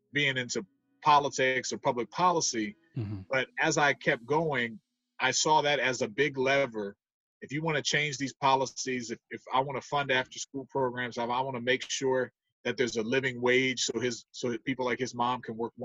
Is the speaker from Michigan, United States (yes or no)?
no; Silver Spring, Maryland, United States; also born or lived in North Carolina; I grew up in Long Branch in the Quebec Terrace area, which is a low income immigrant area here in Silver Spring.